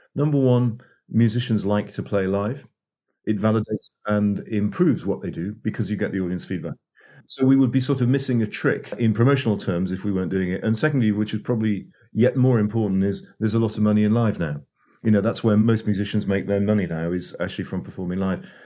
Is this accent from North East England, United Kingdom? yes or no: yes; North East England, United Kingdom; moved away as an adult; also born or lived in Oxford / London; I'm English, born and raised in the northeast of England